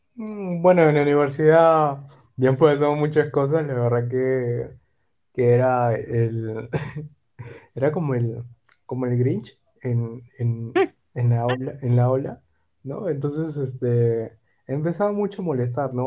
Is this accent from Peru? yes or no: yes; Peru; also born or lived in Germany; Yo de Perú